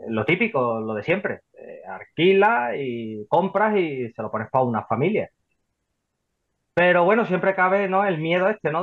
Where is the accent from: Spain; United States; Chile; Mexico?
Spain; Seville, Andalusia; soy de Sevilla, ¿vale? Por aquí, por la zona de, Sevilla